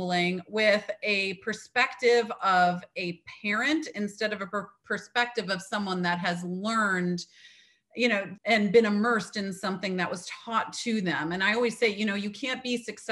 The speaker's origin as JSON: {"language": "English", "region": "Midwest", "country": "United States", "moved": "yes", "lives_now": "Atlantic coast, United States", "said": "I am a girl from the Midwest that ended up in on the Atlantic coast here."}